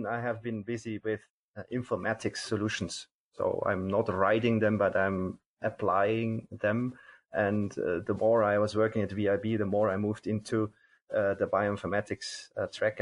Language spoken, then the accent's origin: English; Bavaria, Germany; moved away as an adult; also born or lived in Regensburg; now in Belgium; I'm from Bavaria originally